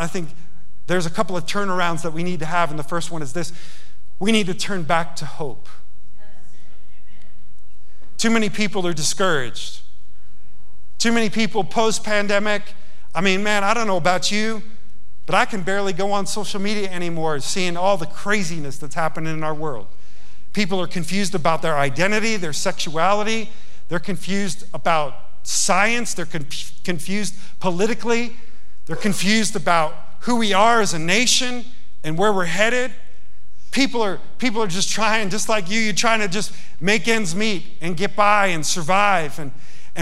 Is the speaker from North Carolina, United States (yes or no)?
no; Yonkers, New York, United States; now in Montana, United States; I grew up in Yonkers, New York